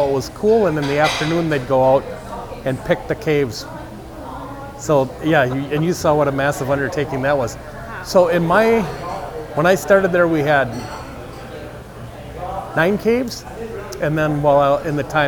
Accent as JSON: {"language": "English", "region": "Minnesota", "country": "United States", "said": "We're from Minnesota"}